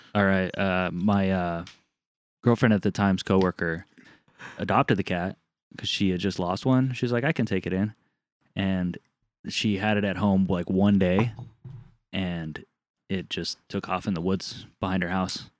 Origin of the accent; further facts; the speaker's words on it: Southern California, United States; moved away; I grew up in Southern California